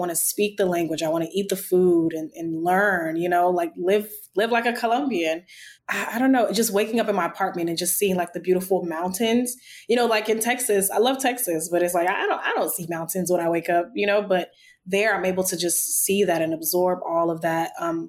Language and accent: English; Nigeria; accent: Nigerian; my brain just automatically knows to switch to my Nigerian accent